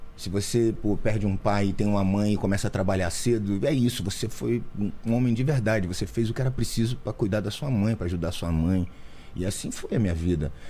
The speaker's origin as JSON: {"language": "Portuguese", "region": "Rio de Janeiro", "country": "Brazil", "tie": "born or raised there", "also_born_or_lived": "Barra da Tijuca / Leme / Gávea / Botafogo", "said": "Eu nasci na Tijuca, né? Tijuca. Eu sou, nasci no, no, bairro de Botafogo, no hospital de Botafogo, mas a minha família toda é tijucana, então a gente morou muito tempo assim na Tijuca"}